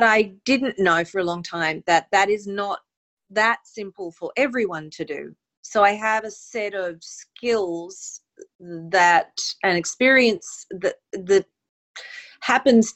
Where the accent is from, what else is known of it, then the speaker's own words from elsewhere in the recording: Mackay, Queensland, Australia; moved away as an adult; now in New York City, United States; I am originally from Mackay in North Queensland in Australia, and in the year 2000, I moved to New York City